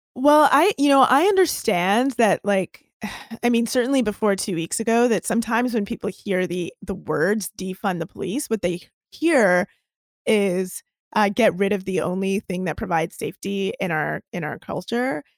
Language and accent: English; Toronto, Ontario, Canada; I'm a girl from Toronto, and I am an activist.